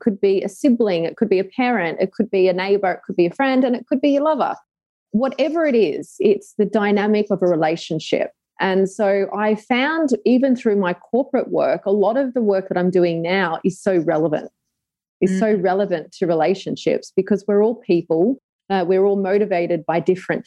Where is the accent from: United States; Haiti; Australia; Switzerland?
Australia; Sydney, New South Wales; moved away as an adult; also born or lived in Dubai; now in Adelaide, Australia; I am from Sydney, Australia